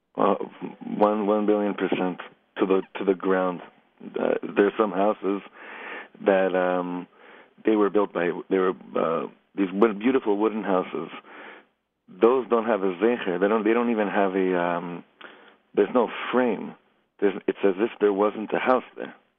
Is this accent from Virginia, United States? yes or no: no; Los Angeles, California, United States; now in Efrat, Israel; I grew up in Los Angeles